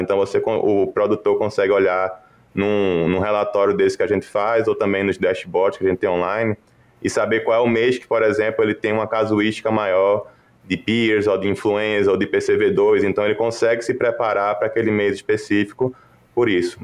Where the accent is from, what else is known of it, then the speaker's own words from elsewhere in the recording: Recife, Pernambuco, Brazil; moved away as an adult; also born or lived in Lincoln, Nebraska; now in Iowa, United States; sou mesmo pernambucano, nasci em Recife, em, em Pernambuco onde graduei em veterinária